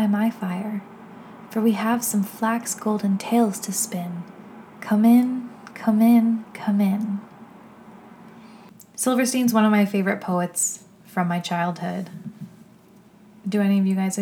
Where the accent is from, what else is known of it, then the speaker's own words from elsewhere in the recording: Toronto, Ontario, Canada; I'm a photographer from Toronto, Canada